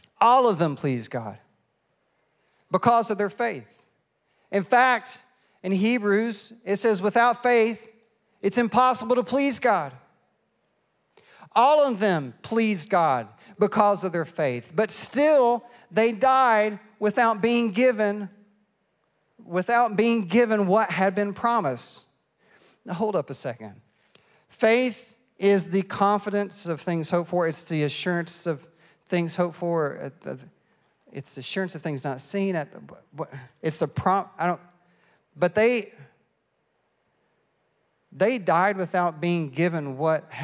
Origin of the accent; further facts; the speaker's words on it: East Tennessee, United States; now in Fredericksburg, United States; I am from East Tennessee